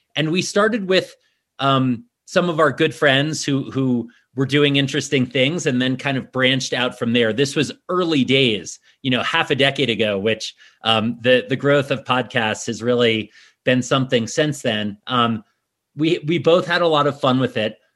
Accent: New York City, New York, United States; moved away as an adult; also born or lived in Washington, D.C. area; now in Snowmass, United States; I grew up in New York City originally

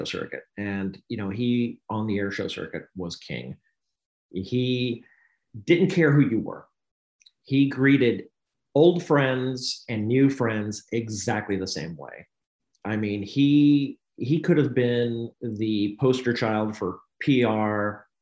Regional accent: Knoxville, Tennessee, United States; I grew up in Knoxville, Tennessee

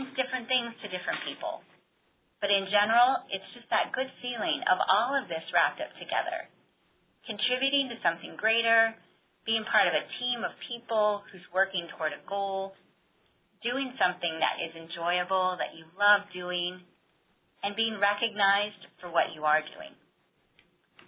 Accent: Iowa, United States; moved away; a recent trip that I took back to my hometown in Iowa

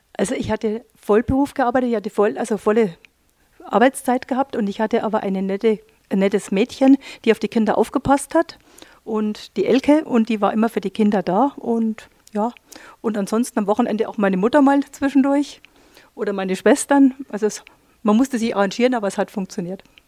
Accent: Neuburg an der Donau, Bavaria, Germany; ich komme selber aus dem Unternehmen heraus, aus dem Textil, großen ha äh, Textilhaus heraus, aus Neuburg an der Donau, wo meine Eltern das Geschäft betreiben

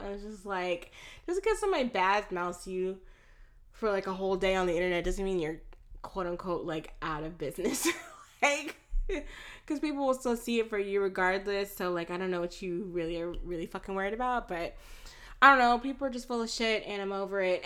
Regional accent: Florida, United States; moved away; also born or lived in Texas; I was born in Florida. I was not born in Texas, um, but I have lived in the South my entire life. I've only lived in Florida and um, Texas.

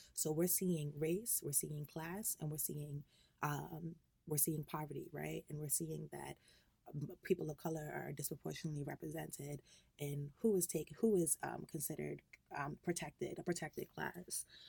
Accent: Long Island, New York, United States; I am a New York native, uh, born and raised in Long Island

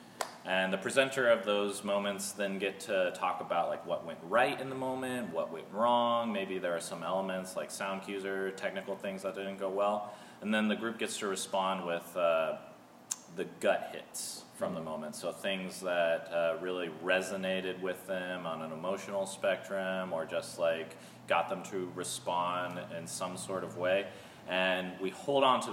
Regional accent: Seattle, Washington, United States; moved away as an adult; now in Melbourne, United States; I'm also originally from Seattle, and I moved here with Corrine a couple years ago

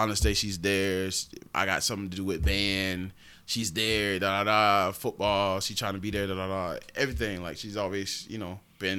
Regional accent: Augusta, Georgia, United States; also born or lived in Keysville; originally, I was born in Augusta, but we were staying in Keysville off rip until I was, like, 3. Then we moved to Augusta.

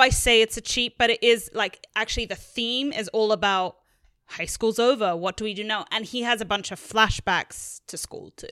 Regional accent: England, United Kingdom; as a young girl in England

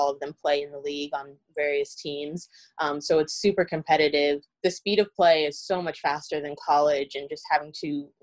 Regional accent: South Florida, United States; moved away as an adult; I grew up in Florida

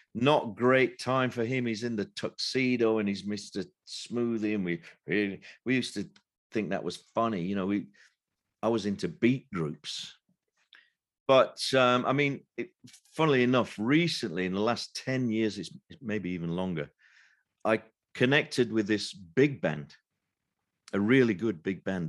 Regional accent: Sheffield, Yorkshire and the Humber, United Kingdom; now in London, United Kingdom; I've lived in London now most of my life, but m, I'm from Sheffield originally

